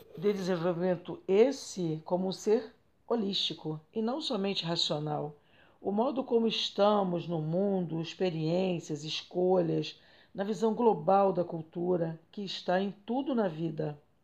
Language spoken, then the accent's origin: Portuguese; Belford Roxo, Rio de Janeiro, Brazil; Minha quebrada é Belfo Roxo, Baixada Fluminense, Rio de Janeiro